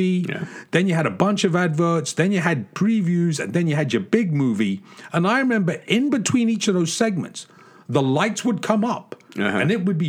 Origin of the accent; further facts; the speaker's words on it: England, United Kingdom; moved away; when I was a kid growing up in England